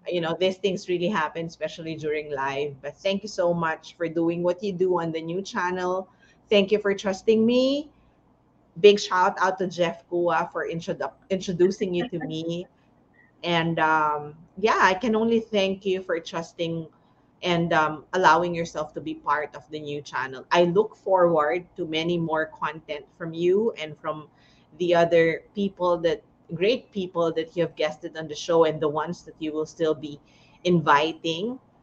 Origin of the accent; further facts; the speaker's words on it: Tarlac City, Tarlac, Philippines; I'm from Tarlac City, San Miguel.